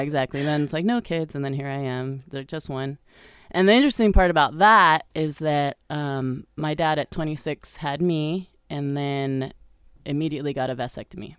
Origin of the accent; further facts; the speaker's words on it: Colorado, United States; moved away as an adult; also born or lived in Brazil; I was born in Colorado to, let's see, I was, I lived there until I was about eighteen